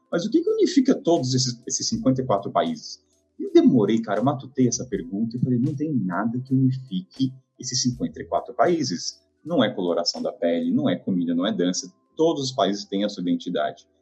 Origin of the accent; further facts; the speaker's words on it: Taubaté, São Paulo, Brazil; Eu sou de Taubaté